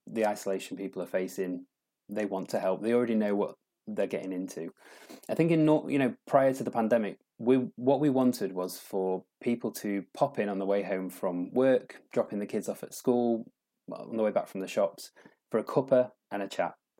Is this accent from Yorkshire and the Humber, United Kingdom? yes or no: yes; Doncaster, Yorkshire and the Humber, United Kingdom; moved away as an adult; also born or lived in London; I'm from Doncaster, and I lived down in London for a long time and decided I'd kind of got to a stage with London where I wanted to move back to my roots